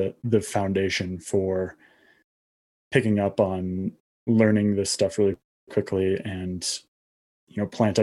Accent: New Mexico, United States; I grew up in New Mexico

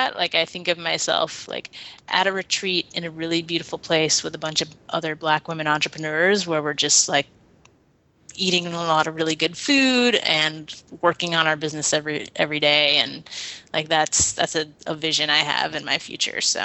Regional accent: Portland, Oregon, United States; I'm from here

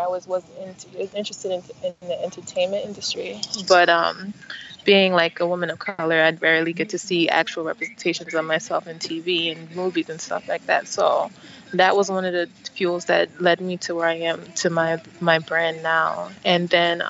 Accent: United States; also born or lived in Nigeria (parents); I'm a Nigerian American, so I was born here, but my parents are from Nigeria

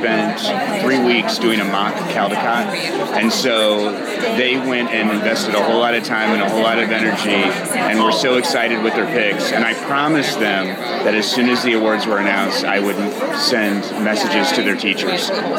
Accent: St. Charles, Missouri, United States; from St. Charles, Missouri.

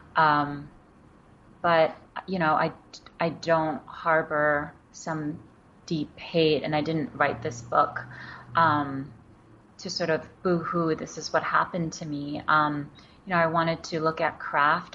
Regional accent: New York City, New York, United States; first language Wenzhounese; English is a second language; also born or lived in Wenzhou, China; I grew up in Queens in New York

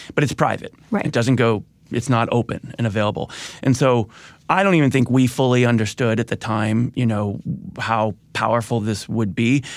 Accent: Midwest, United States; I grew up in the Midwest

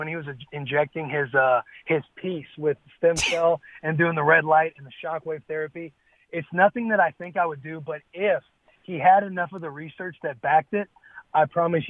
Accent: Bonne Terre, Missouri, United States; moved away as an adult; also born or lived in Lincoln, Nebraska; I grew up in Bon Terre, Missouri, very small town. USA

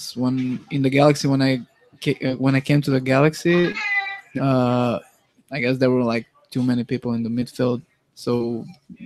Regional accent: North Macedonia; moved away as an adult; also born or lived in Yugoslavia; now in United States; I was born in Yugoslavia

